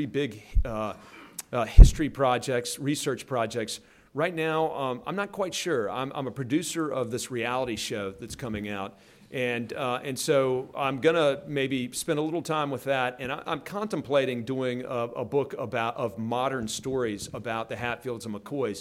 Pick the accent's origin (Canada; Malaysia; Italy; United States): United States; West Virginia; I was from West Virginia